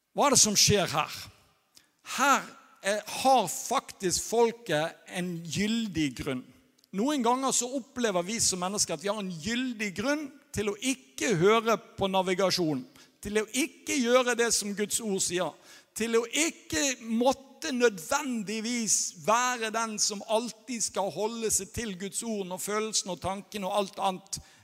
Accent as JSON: {"language": "Norwegian", "country": "Norway", "moved": "yes", "said": "jeg er norsk"}